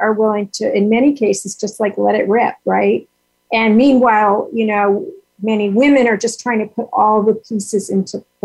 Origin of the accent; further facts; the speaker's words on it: New York, United States; I'm from New York